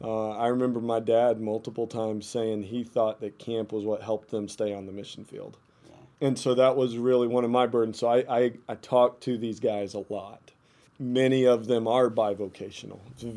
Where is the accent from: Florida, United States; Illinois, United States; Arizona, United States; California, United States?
Arizona, United States; northeastern; I grew up in northeastern Arizona. My parents were missionaries with the Navajo Indians. And so I grew up on the Navajo reservation there.